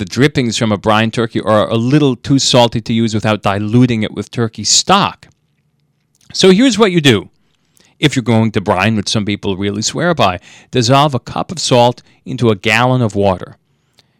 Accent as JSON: {"language": "English", "region": "New England", "country": "United States", "said": "I'm from New England, where we get wonderful turkeys."}